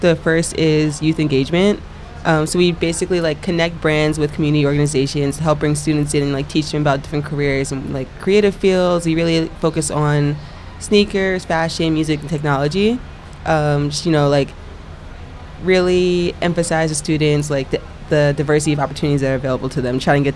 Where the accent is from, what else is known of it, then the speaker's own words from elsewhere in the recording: Long Island, New York, United States; both of us, we grew up out on Long Island, so, like, not in the city